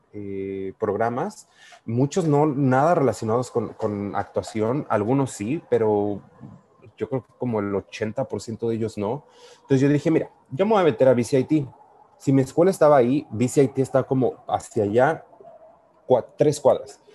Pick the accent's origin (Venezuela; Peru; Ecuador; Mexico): Mexico; accent: Mexican; moved away as an adult; now in Vancouver, Canada; yo soy mexicano, yo desde que iba a la Universidad Latina de América siempre he trabajado y estudiado